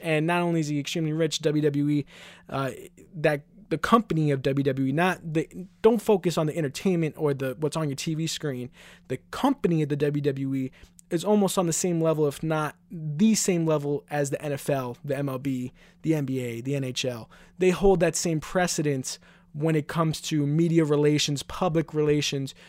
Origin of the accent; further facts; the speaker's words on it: New York City, New York, United States; I'm from Queens, New York, so we would go to events, obviously, at M S G.